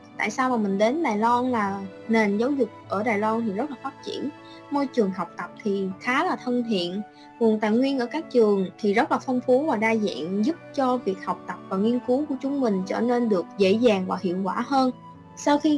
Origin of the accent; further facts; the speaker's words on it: Can Tho, Vietnam; now in Taiwan; mình đến từ Cần Thơ, vùng đất Tây Đô, phù sa, màu mỡ của đồng bằng sông Cửu Long.